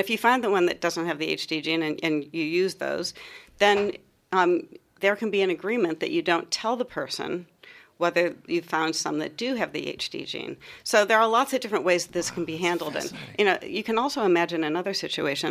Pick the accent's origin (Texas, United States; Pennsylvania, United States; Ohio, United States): Ohio, United States; moved away as an adult; also born or lived in U.S. East Coast / U.S. West Coast; now in Melbourne, Australia; I come from Ohio, um, from uh, up near Lake Erie in Ohio